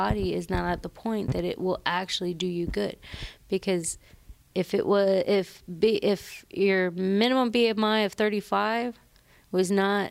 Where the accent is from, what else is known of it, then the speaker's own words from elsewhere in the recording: the South, United States; I am from the South.